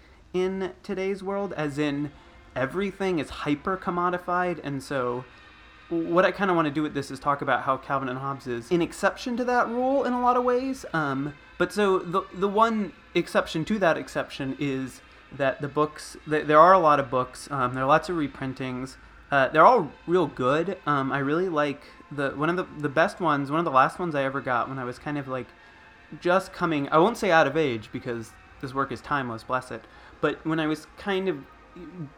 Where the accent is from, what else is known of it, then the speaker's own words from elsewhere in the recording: Fort Lauderdale, Florida, United States; now in Portland, United States; I grew up in South Florida, kind of in the outside of the greater Fort Lauderdale area